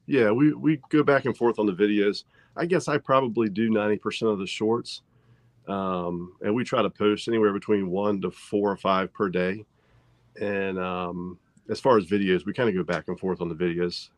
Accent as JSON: {"language": "English", "region": "Central Virginia", "country": "United States", "tie": "born or raised there", "said": "we're from Central Virginia, and we fish uh, primarily on the James River"}